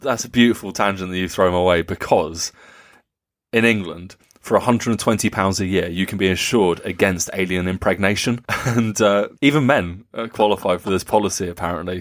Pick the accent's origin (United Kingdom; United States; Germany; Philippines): Germany; Nuremberg, Bavaria; over the skies of Nuremberg, uh, my hometown